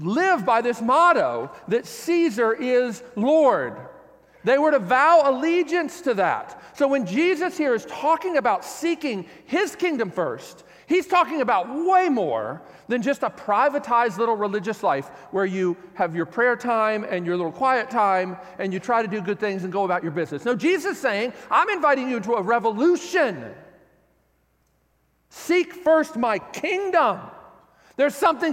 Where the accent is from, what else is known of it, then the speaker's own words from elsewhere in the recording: United States; I'm an American